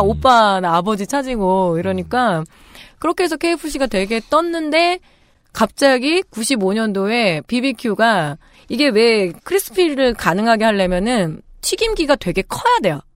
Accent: Chungju, North Chungcheong, South Korea; moved away; 제가 충북 충주 출신인데 우리 집이 그때 아빠가 팔고 왔을 때 되게 큰 집이었거든요

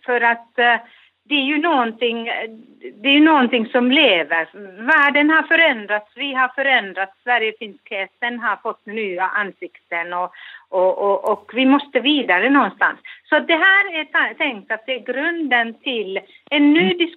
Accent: Finland; now in Gothenburg, Sweden; om vi finländare ska föra vår sak vidare

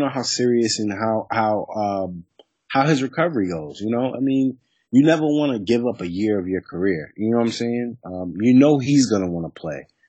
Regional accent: New York City, New York, United States; I'm from New York City. I'm from the Bronx, New York

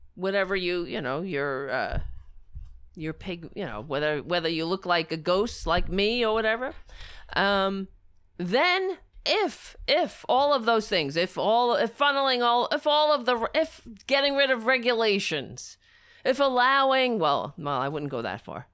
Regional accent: United States; as an American

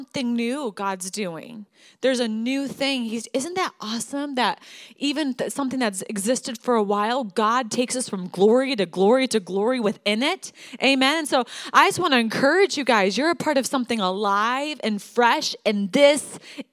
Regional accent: Michigan, United States; moved away as an adult; now in Denver, United States; I'm from Michigan

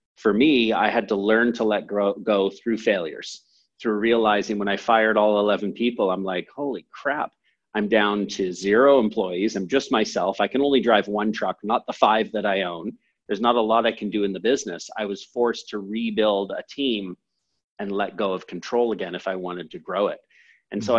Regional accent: Canada; also born or lived in San Francisco, United States / England; i was born in san francisco i moved to canada when i was seven or eight

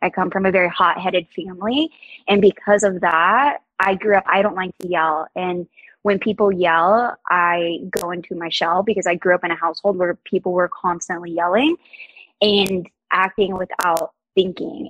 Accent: Georgia, United States; moved away as an adult; now in South Florida, United States; growing up in Georgia, I hadn't experienced anything outside of Georgia

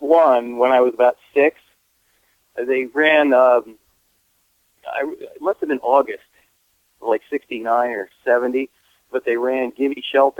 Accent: Rutherford, New Jersey, United States; also born or lived in Highland Lakes, Vernon, New Jersey; I grew up in Rutherford, New Jersey, which is about 5 miles from New York City, and it could not be more backwards and boring.

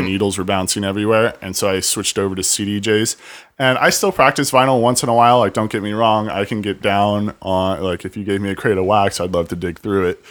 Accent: Lake Elsinore, California, United States; I grew up in, like, Elsinore

